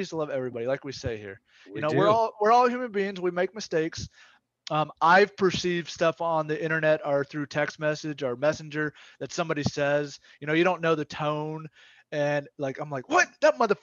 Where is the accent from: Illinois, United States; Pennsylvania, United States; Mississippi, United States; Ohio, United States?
Mississippi, United States; moved away as an adult; I'm from Mississippi. I grew up there and I lived there for 19 years